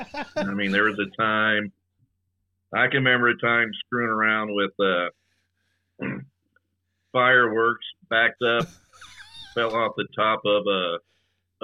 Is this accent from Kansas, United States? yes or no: yes; Topeka, Kansas, United States; I grew up in North Topeka, which was a little bit more rural.